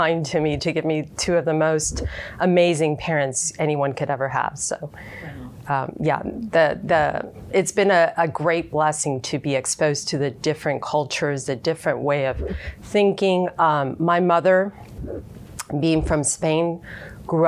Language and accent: English; Houston, Texas, United States; growing up in Houston, growing up in an area called A-Leaf